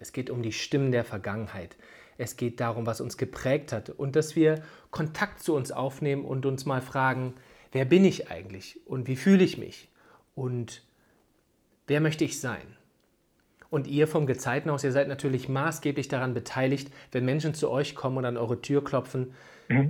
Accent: Northern Germany, Germany; bei uns in Norddeutschland

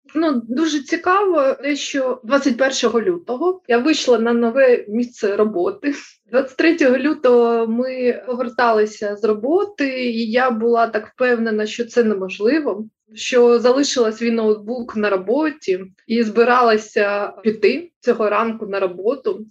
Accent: Kharkiv, Kharkiv Oblast, Ukraine; ми, харків'яни

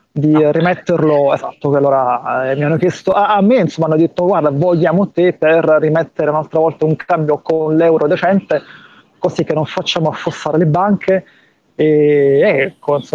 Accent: Naples, Campania, Italy; sono napoletano

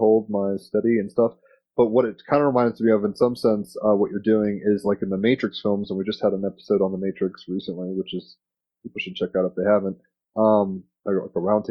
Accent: United States; as an American

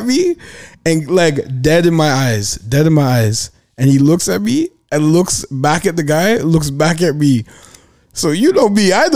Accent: Toronto, Ontario, Canada; I'm from Toronto.

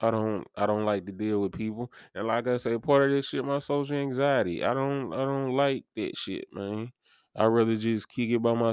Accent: Dyersburg, Tennessee, United States; It's like I come from Dyersburg, so there's much of a faster pace for me.

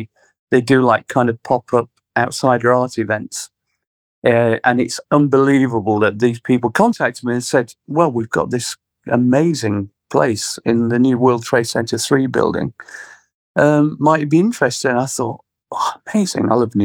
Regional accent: Sheffield, Yorkshire and the Humber, United Kingdom; Well, Sheffield was quite interesting when we were growing up because it was kind of right in the middle of Margaret Thatcher destroying the steel community

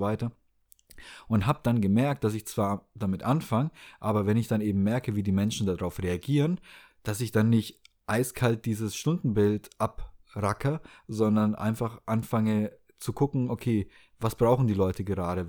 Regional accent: Southern Germany, Germany; moved away as an adult; also born or lived in Hamburg / Baltic Sea coast; ich bin auf dem Land groß geworden, nicht am Meer, aber ähm, eher im Süden Deutschlands

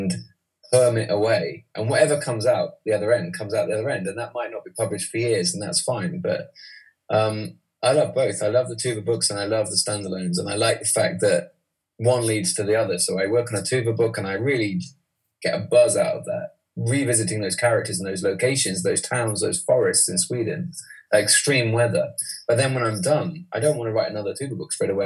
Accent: East Midlands, United Kingdom; moved away; also born or lived in London; I'm from the East Midlands.

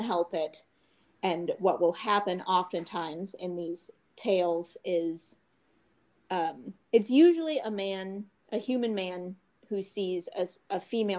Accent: Southeast, United States; In the Southeast.

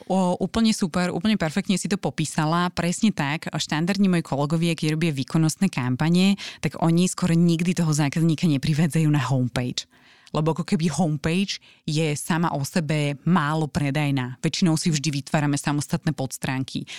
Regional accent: Slovakia; Že sme ako Slováci príliš skromní.

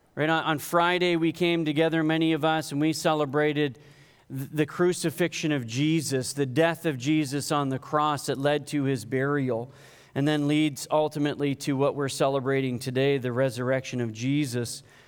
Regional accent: Canada; I'm Canadian

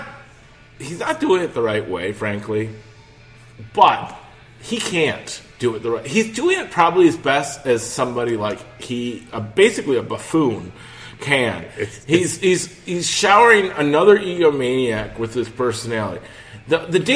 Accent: United States; being an American

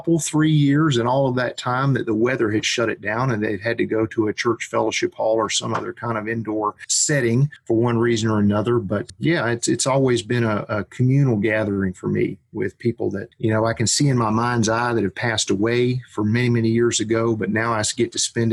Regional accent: Gainesville, Florida, United States; I grew up here in Florida, like I said, just a couple hours north around the Gainesville area

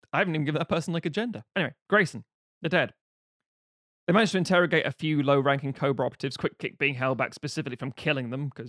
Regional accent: London, United Kingdom; I'm from London.

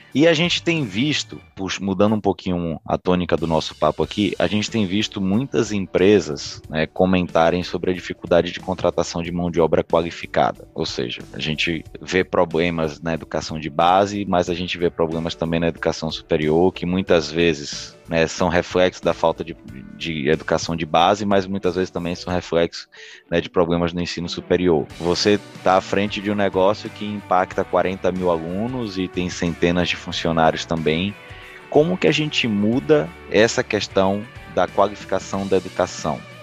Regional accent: Bahia, Brazil; accent: Bahian; moved away as an adult; now in Espírito Santo, Brazil; eu sou baiano, meu sotaque não faz, não tem como esconder muito

